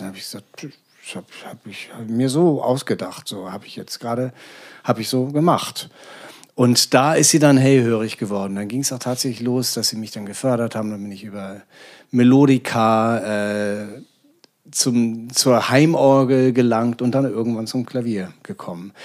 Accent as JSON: {"language": "German", "region": "Hamburg", "country": "Germany", "moved": "as an adult", "lives_now": "Berlin, Germany", "said": "es war für mich als Hamburger nicht so vorgesehen und geplant, dass ich jemals die Stadt in meinem Leben verlassen würde"}